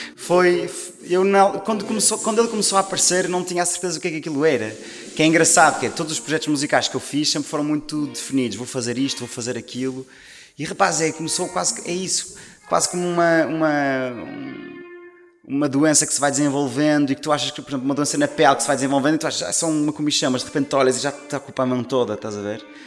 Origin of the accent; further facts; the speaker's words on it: Maia, Norte, Portugal; now in Lisbon, Portugal; Eu sou do Norte. Maia. sou da Maia, sim. Uh, exato, eu sou da Maia, mas agora moro em Lisboa.